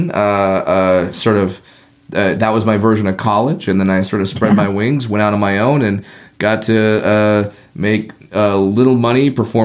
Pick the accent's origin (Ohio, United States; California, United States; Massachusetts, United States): California, United States; Southern; also born or lived in Orange County; I grew up in Southern California. I was living in Orange County